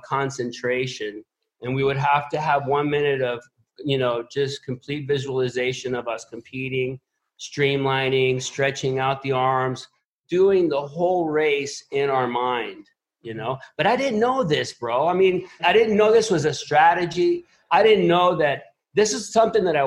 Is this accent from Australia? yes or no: no; Puerto Rico; I was born here in Puerto Rico